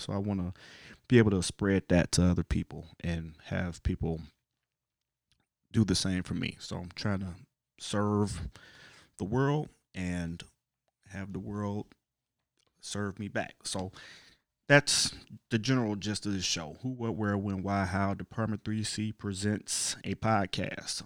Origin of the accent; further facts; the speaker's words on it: Cleveland, Ohio, United States; now in Chicago, United States; I'm originally from Cleveland, Ohio, but right now I live in the great city of Chicago, Illinois